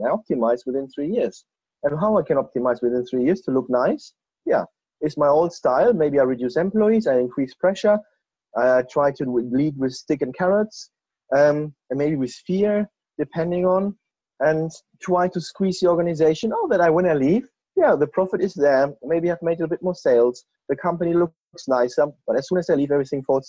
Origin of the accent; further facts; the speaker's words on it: Germany; moved away as an adult; now in Bristol, United Kingdom; I'm an expat from Germany